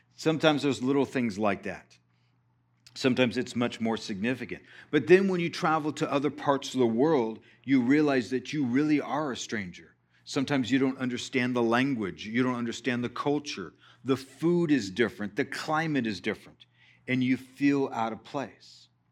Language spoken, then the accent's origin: English; Texas, United States; we're from Texas